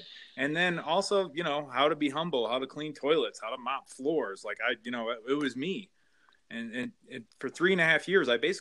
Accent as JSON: {"language": "English", "town": "Flint", "region": "Michigan", "country": "United States", "tie": "born or raised there", "said": "I grew up in Michigan, so Greater Flint area"}